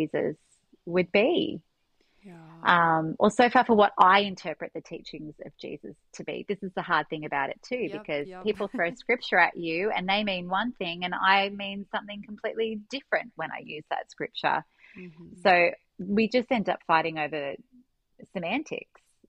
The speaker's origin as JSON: {"language": "English", "country": "Australia", "said": "being an Australian, we don't have such a nationalistic idea on Christianity and religion"}